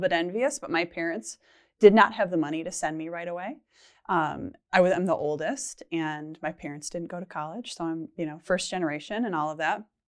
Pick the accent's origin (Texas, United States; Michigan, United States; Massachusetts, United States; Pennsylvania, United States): Michigan, United States; moved away as an adult; now in Minnesota, United States; I'm from Michigan and both my husband and I are, and his job transferred us to Minnesota